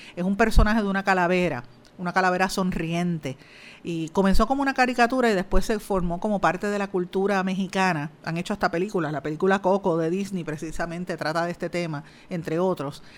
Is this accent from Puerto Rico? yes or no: yes; Puerto Rico; ya somos ciudadanos americanos, pero es una ciudadanía de segunda categoría porque no podemos aquí votar por el presidente